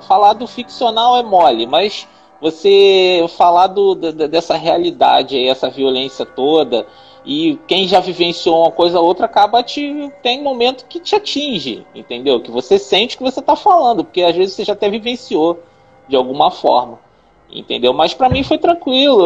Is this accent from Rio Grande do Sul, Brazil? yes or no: no; Rio de Janeiro, Brazil; also born or lived in Bangu; eu também sou do Rio. Somos todos do Rio, tirando Guaraci, eu também sou carioca.